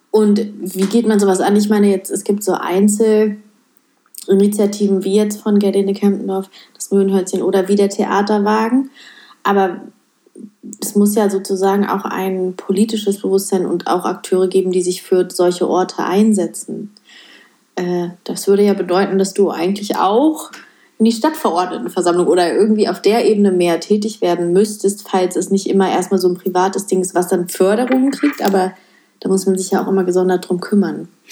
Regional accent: North Rhine-Westphalia, Germany; ich komme ja aus NRW

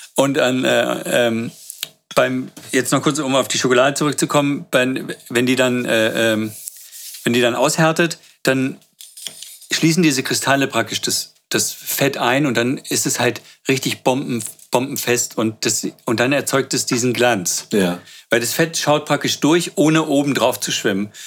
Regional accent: Berlin, Germany; Aber ich bin seit ich fünf bin äh, äh, in Berlin

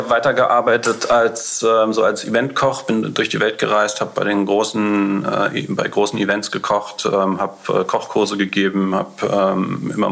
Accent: Berlin, Germany; ich bin Berliner, äh, einer der wenigen wahrscheinlich, die so ein richtiger Berliner, die es noch gibt.

